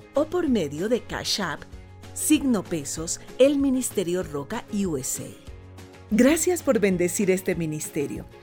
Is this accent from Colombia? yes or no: yes; Colombia; moved away as an adult; now in Spain; somos una familia colombiana